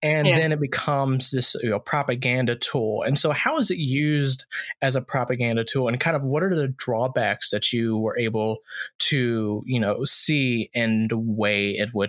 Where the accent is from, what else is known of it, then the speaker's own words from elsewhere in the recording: Virginia, United States; and I'm originally from Virginia myself.